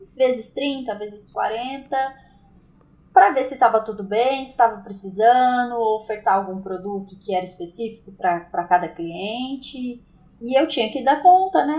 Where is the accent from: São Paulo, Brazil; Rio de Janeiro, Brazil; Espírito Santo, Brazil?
São Paulo, Brazil; Aparecida; moved away as an adult; now in Taubaté, Brazil; sou nascida em Aparecida, interior de São Paulo.